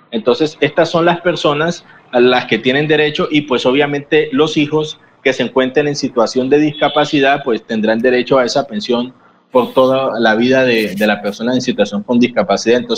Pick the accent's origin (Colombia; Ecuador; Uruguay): Colombia; Nosotros somos ciudadanos colombianos este, desde el momento en que nosotros existimos y nacemos en este país